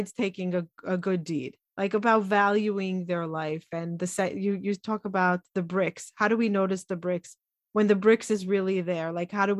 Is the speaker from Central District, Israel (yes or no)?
no; Jerusalem, Jerusalem District, Israel; growing up in Israel, talking about the corporate world, I grew up very Orthodox